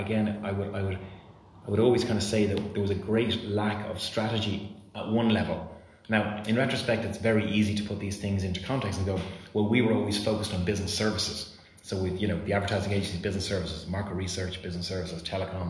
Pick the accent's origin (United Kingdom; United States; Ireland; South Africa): Ireland; moved away as an adult; also born or lived in Romania